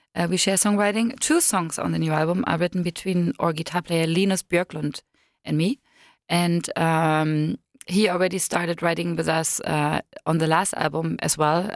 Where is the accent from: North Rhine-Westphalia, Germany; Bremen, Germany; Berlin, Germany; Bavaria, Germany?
Berlin, Germany; I was born in East Berlin, behind the wall, so I'm sort of a dinosaur. And when I was six, we moved from East Berlin to West Berlin